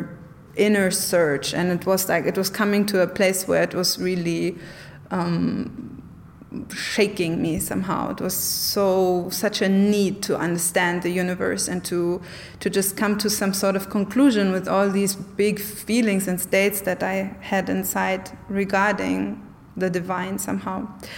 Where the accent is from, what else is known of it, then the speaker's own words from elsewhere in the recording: Germany; I grew up in communist Germany for the first part of my childhood.